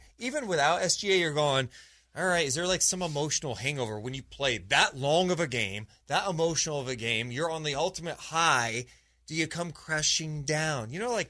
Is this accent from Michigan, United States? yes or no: no; Sacramento, California, United States; I grew up in Sacramento as a kid, listening to this station, being obsessed with everything Kings